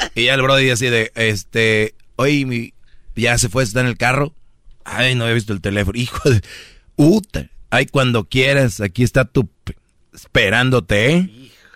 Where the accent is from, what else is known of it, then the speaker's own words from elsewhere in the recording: Monterrey, Nuevo León, Mexico; soy de Monterrey